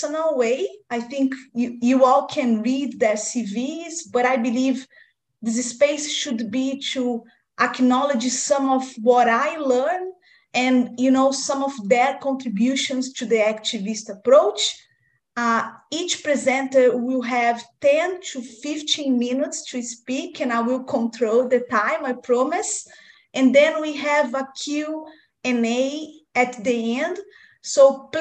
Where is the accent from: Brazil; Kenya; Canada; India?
Brazil; now in Australia; I'm originally from Brazil, but now working at Victoria University, Australia.